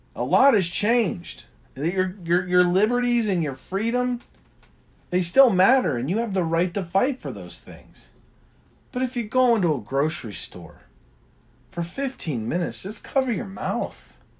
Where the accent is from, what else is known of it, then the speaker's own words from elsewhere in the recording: United States; I'm an American